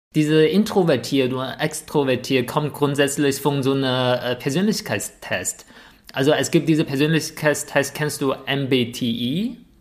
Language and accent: German; northern China, China; German is a second language; moved away; Zunbi ist eigentlich auch so ein Wort, was wir in Nordchina generell nutzen.